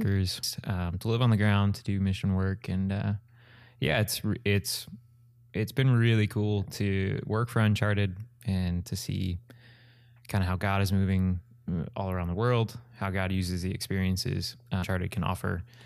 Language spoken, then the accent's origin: English; Evansville, Indiana, United States; I'm from Evansville